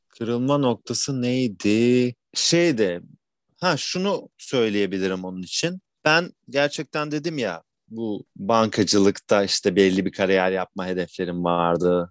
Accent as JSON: {"language": "Turkish", "region": "Istanbul", "country": "Turkey", "tie": "born or raised there", "said": "ben bin dokuz yüz seksen yedi İstanbul doğumluyum. Sürekli İstanbul'da yaşadım"}